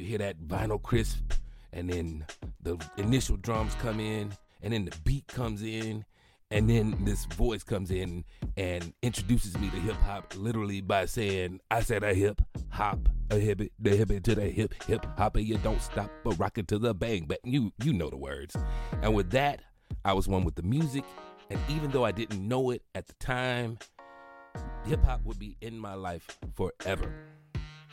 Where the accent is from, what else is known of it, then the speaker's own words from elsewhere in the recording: Mount Vernon, Alabama, United States; I'm from Alabama